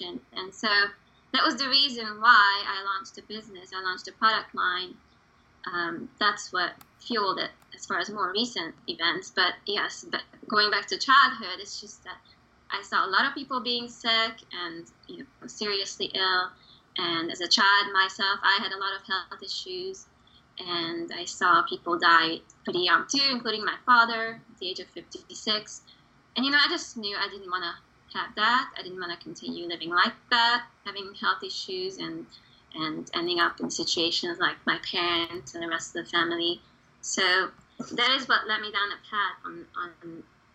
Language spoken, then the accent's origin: English; Hungary; English is a second language; now in United States; I was born and raised in Hungary.